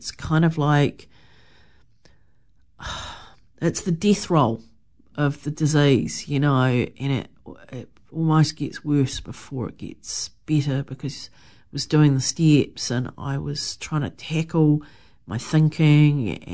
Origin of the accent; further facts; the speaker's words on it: Wellington, New Zealand; moved away as an adult; I came back to New Zealand and back to Wellington, my hometown.